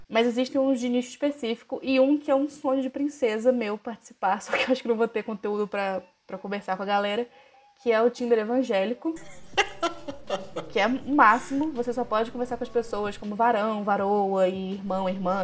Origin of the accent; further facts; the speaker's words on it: Belém, Pará, Brazil; moved away; Sou de Belém do Pará, do, da famosa terra do …